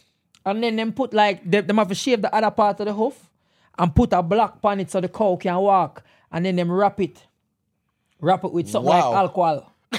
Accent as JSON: {"language": "English", "country": "Jamaica", "moved": "yes", "said": "as a Jamaican"}